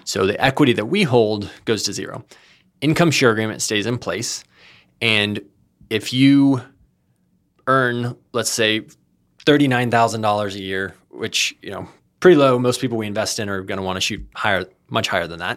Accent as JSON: {"language": "English", "region": "Texas", "country": "United States", "moved": "as an adult", "lives_now": "California, United States", "said": "I'm originally from Texas."}